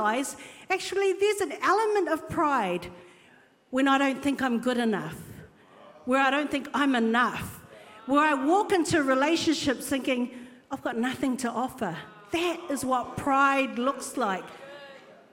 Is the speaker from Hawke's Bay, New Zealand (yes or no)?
no; Auckland, New Zealand; I was brought up in Epsom, Polynesian family living in Epsom